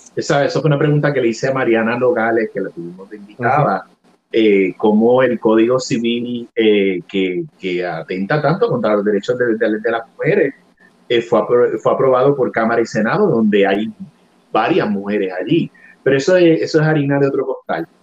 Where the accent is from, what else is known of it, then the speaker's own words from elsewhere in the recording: Puerto Rico; first language Spanish; nuestra identidad cultural como puertorriqueños